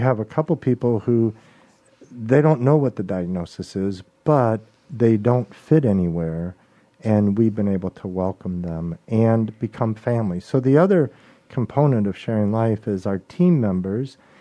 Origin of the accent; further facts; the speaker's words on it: Chicago, Illinois, United States; now in Mobile, United States; I was born and raised in Chicago, Illinois